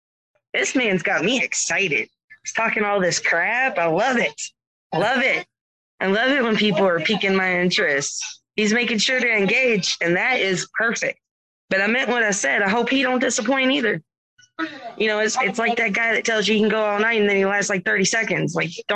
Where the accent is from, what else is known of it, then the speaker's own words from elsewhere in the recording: the South, United States; accent: Southern drawl; I was raised in the South.